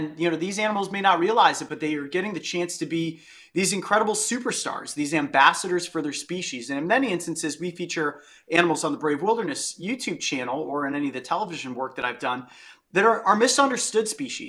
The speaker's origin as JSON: {"language": "English", "region": "Ohio", "country": "United States", "tie": "born or raised there", "said": "Where I grew up in Northeastern Ohio, I had an entire adventurous childhood"}